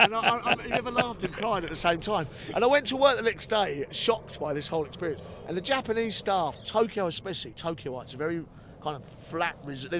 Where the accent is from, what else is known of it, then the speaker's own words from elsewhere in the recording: United Kingdom; You're so well respected as a British gardener, and we are front runners in this, in the world, and we don't sing enough about it, I don't think.